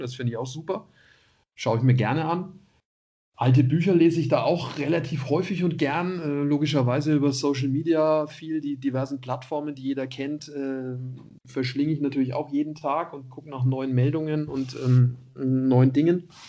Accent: Nuremberg, Bavaria, Germany; moved away as an adult; also born or lived in Munich; dann war ich da Stadionsprecher bei Kräuter Fürth als Nürnberger

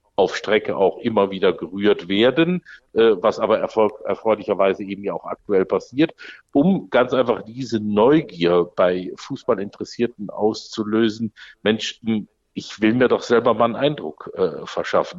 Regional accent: Düsseldorf, North Rhine-Westphalia, Germany; als Düsseldorfer

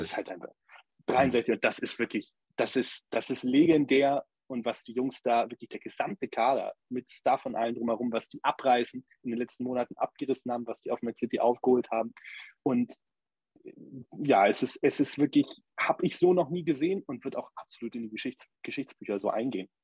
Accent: Germany; für uns als Deutsche

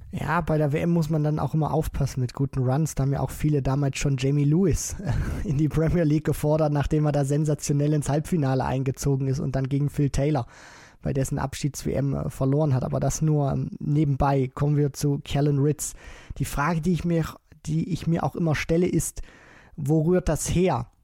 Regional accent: Germany; wir ja als Deutsche

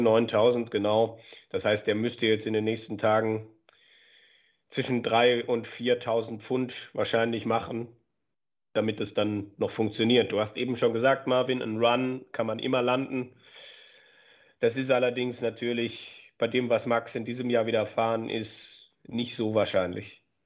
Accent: Germany; bei uns in Deutschland

